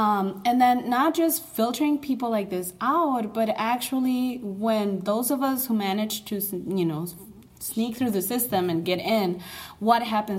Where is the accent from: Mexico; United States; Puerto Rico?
Mexico; Torreón, Coahuila; Family's from... I'm from Torreon.